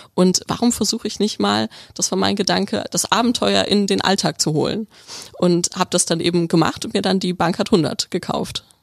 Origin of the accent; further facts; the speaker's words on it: Bielefeld, North Rhine-Westphalia, Germany; moved away as an adult; also born or lived in Stuttgart / Tübingen; Ich komme aus Nordrhein-Westfalen, aus Bielefeld, aus der Stadt, die es nicht gibt